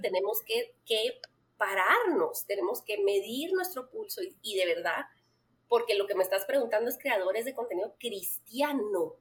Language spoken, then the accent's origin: Spanish; Guatemala; Soy una mamá en mis cuarentas, guatemalteca, esposa y mamá de cuatro adolescentes